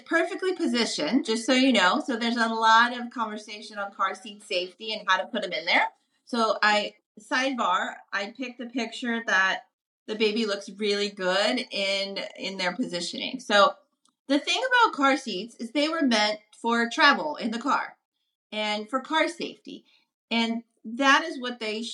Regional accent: New Orleans, Louisiana, United States; I'm from New Orleans

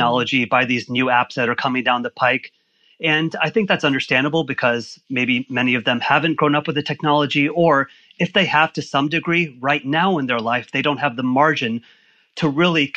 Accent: Orlando, Florida, United States; moved away as an adult; also born or lived in Michigan; I grew up in Orlando

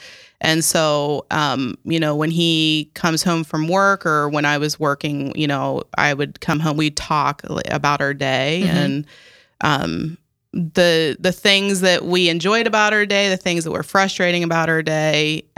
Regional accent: Bremen, Ohio, United States; now in South Dakota, United States; So I am originally from Ohio, so I'm a transplant here to South Dakota.

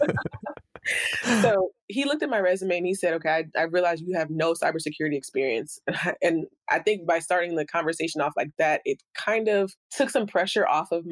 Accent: United States; also born or lived in Bahamas / Haiti (ancestry); we immigrated to the U.S., my mother and I only

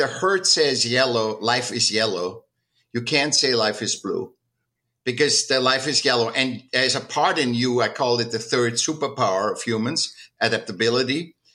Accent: Vienna, Austria; now in California, United States; I was born in 1959 in Vienna, in Austria.

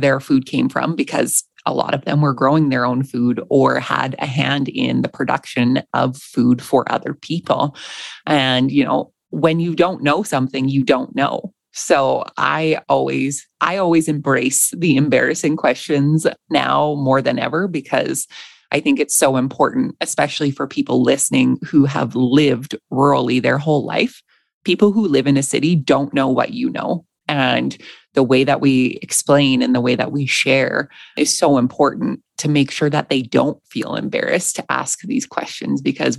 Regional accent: Alberta, Canada; I know for me, I grew up in Alberta.

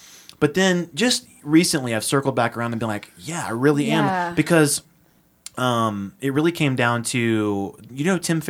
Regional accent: Austria; now in United States; how we grew up in Austria, what it was like

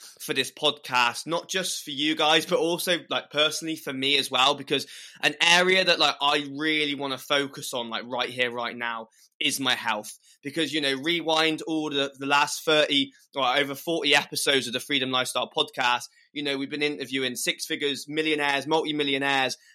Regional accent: Clevedon, South West England, United Kingdom; I'm from Clevedon, which is a small town near Bristol.

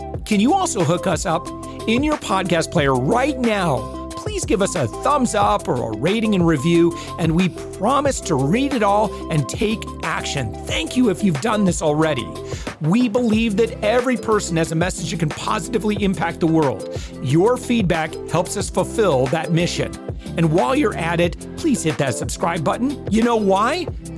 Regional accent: Michigan, United States; folks from the Midwest, which I'm from, you know, like I said, I'm from West Michigan.

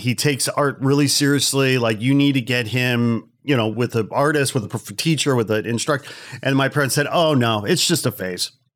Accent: Chicago, Illinois, United States; Growing up in Chicago

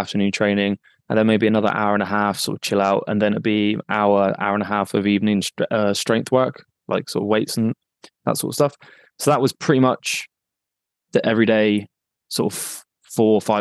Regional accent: Exeter, South West England, United Kingdom; also born or lived in Manchester; I'm from Exeter and I now live in a smaller town just outside of Exeter

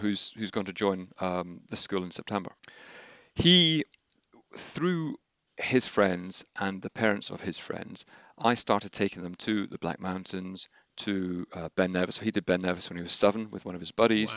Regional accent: Henley-on-Thames, South East England, United Kingdom; also born or lived in Glasgow; I was born in Glasgow. Uh, I moved around a little bit, but then came to Henley uh, when I was around 10 years old and went to Trinity.

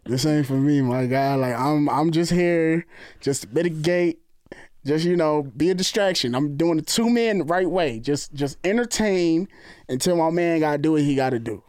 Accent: New Jersey, United States; we from New York. I'm from Jersey. You hear the accent.

